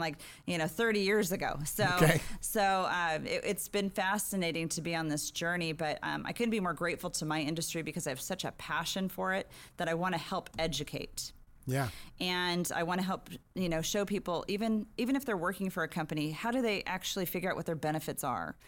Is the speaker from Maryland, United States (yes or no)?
no; San Diego, California, United States; also born or lived in Riverside, California; when Just I was four years old, uh, family moved down here to San Diego. I've been here ever since